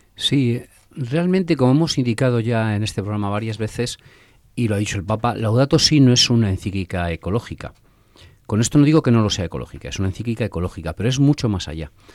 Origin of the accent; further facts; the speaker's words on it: a village in Castile, Castile and León, Spain; also born or lived in Valladolid; yo nací en un pueblo, como, bueno, nací en Valladolid, pero a los cuatro días ya estaba viviendo en mi pueblo